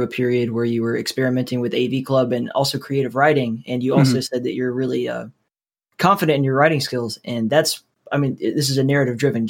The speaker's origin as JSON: {"language": "English", "region": "Alabama", "country": "United States", "said": "I'm from Alabama, so it was like University of Alabama or Auburn was like that forever."}